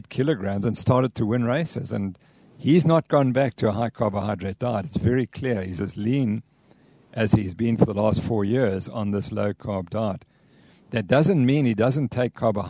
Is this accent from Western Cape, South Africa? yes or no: yes; Cape Town, Western Cape, South Africa; I'm from Cape Town